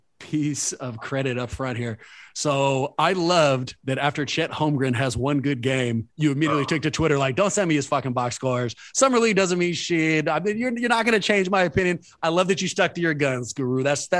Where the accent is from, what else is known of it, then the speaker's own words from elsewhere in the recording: Oakland, California, United States; Born and raised in Oakland. I went to Skyline.